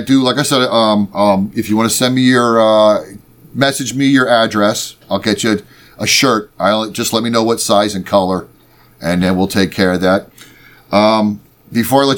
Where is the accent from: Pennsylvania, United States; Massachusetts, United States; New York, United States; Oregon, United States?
Pennsylvania, United States; we're two schlubs from Pennsylvania